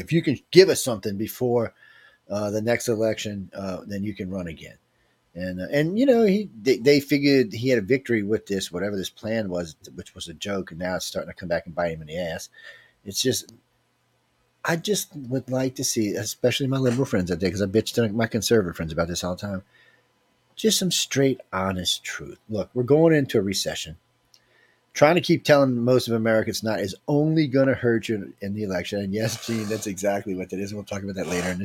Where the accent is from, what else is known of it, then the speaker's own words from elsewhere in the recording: New Orleans, Louisiana, United States; I'm from New Orleans on the Gulf Coast